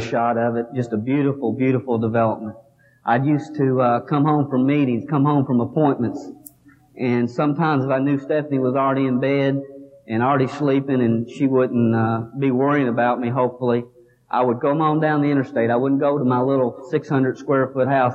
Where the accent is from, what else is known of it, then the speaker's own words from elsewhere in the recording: Kentucky, United States; Here I am from Kentucky